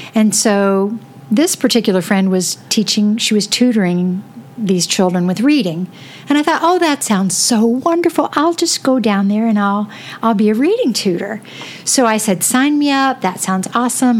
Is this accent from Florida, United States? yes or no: yes; Florida, United States; moved away as an adult; also born or lived in Seattle; now in Michigan, United States; I grew up in Florida, and um, and I loved that.